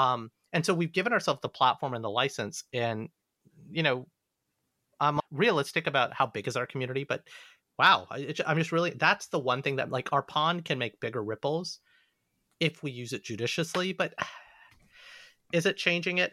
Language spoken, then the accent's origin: English; Alabama, United States; moved away; growing up in the South